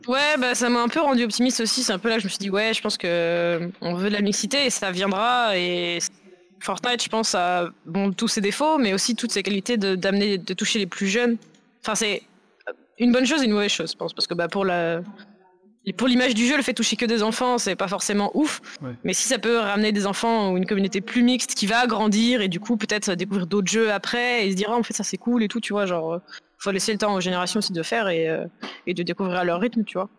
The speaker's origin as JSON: {"language": "French", "area": "Nantes vineyard area", "region": "Pays de la Loire", "country": "France", "tie": "born or raised there", "moved": "as an adult", "lives_now": "Paris, France", "said": "je suis nantaise d'origine, enfin du, vignoble nantais, pas Nantes même. Et euh, donc j'ai vécu dans le vignoble pendant toute mon enfance."}